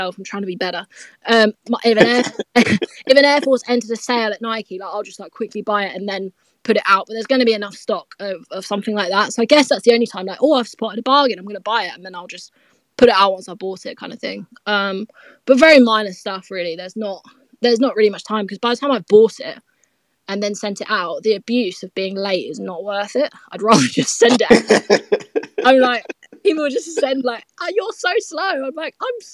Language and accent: English; Colchester, East of England, United Kingdom; moved away as an adult; now in London, United Kingdom; I'm from Colchester. I'm from near the countryside.